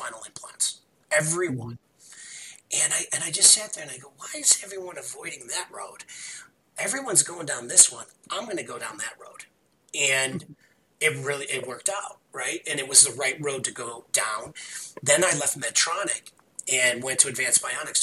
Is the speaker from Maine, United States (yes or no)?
no; Chicago, Illinois, United States; I'm from Chicago. You can tell by my voice